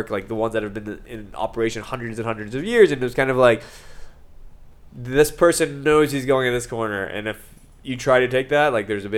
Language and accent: English; Texas, United States; also born or lived in Manhattan, New York; now in New York City, United States; I'm from Texas